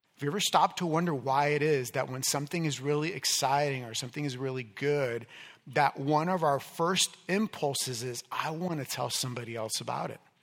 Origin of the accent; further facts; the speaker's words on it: Miami, Florida, United States; moved away; I grew up in Miami